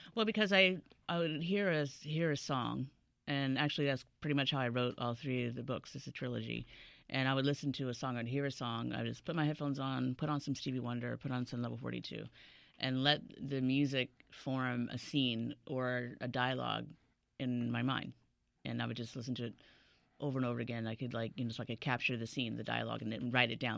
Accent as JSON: {"language": "English", "region": "Washington, D.C. area", "country": "United States", "tie": "born or raised there", "also_born_or_lived": "California", "said": "we moved to D C area, uh, fifth grade, and then I was there, I went to Howard University"}